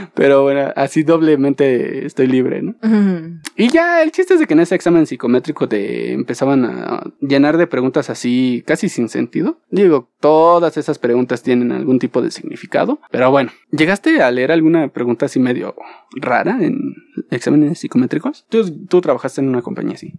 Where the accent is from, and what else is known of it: Mexico